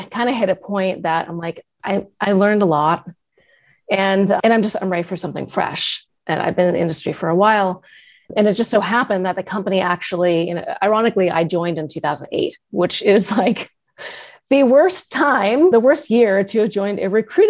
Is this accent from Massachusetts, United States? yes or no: yes; Massachusetts, United States; moved away as an adult; also born or lived in California; I had moved to Massachusetts because I wanted to go back home. I'm from Massachusetts.